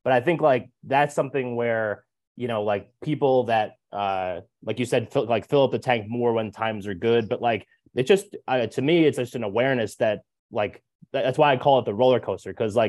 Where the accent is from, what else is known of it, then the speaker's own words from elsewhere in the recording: New Jersey, United States; I'm from Jersey. It's like how we talk. It's part of our language.